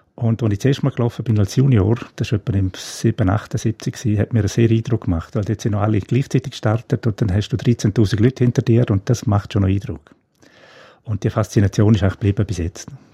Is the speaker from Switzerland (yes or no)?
yes; Domat/Ems, Graubünden, Switzerland; now in Engadin, Switzerland; ich bin mit neun Geschwistern äh, in Domadems aufgewachsen